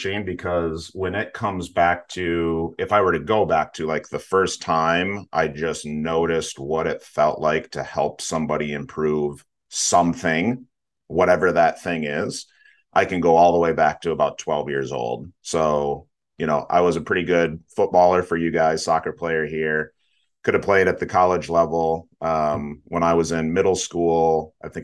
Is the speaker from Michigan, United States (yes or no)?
yes; western Michigan, United States; I'm currently sitting in the western side of Michigan here in the Midwest. So born and raised here